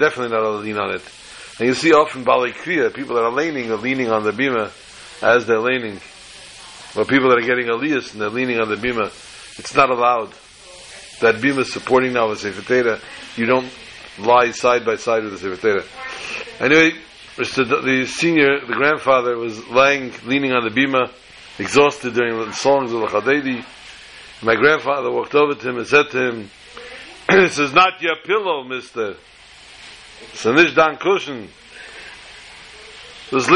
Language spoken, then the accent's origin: English; New York City, New York, United States; the years we grew up together in Borough Park, the Dalfins and ourselves. They lived on 45th Street, I believe, and we lived on 47th